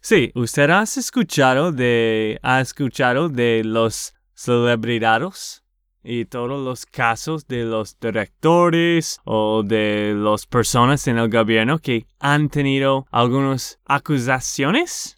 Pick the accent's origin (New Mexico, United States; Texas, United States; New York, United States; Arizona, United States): Texas, United States; de Texas, Estados Unidos